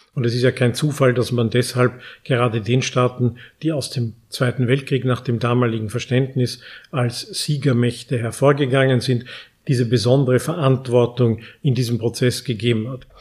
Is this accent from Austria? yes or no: yes; Austria; unser großes Talent als Österreicher